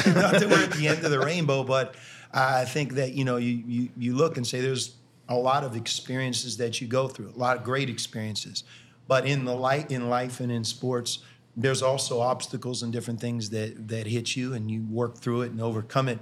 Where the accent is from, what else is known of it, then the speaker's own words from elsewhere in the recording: Pittsburgh, Pennsylvania, United States; moved away as an adult; now in Cincinnati, United States; I grew up in Pittsburgh